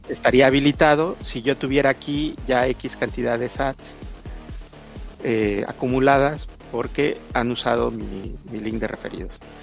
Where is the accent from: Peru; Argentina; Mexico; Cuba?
Mexico; yo soy de mexicano